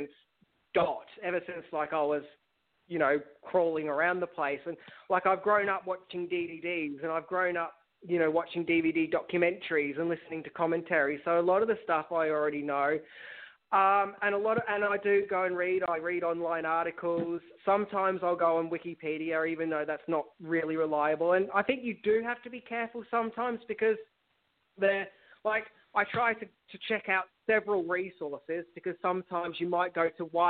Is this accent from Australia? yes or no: yes; Australia; accent: Australian; I'm a full Australian bogan when I'm confident.